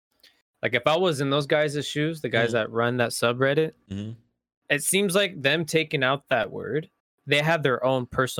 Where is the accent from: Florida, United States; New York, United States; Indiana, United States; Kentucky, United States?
Indiana, United States; moved away; I'm from Indiana. And I said and pop